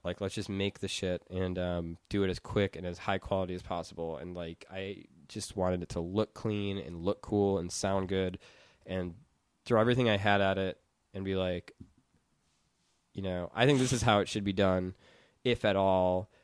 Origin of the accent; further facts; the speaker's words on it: Madison, Wisconsin, United States; moved away as an adult; now in Los Angeles, United States; I'm from Madison where there's, like, cooperative grocery stores and housing